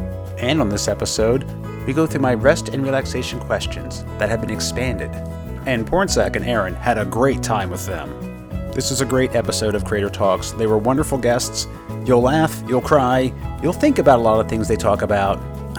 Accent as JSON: {"language": "English", "town": "Wilmington", "region": "Delaware", "country": "United States", "said": "I am out of Wilmington, Delaware."}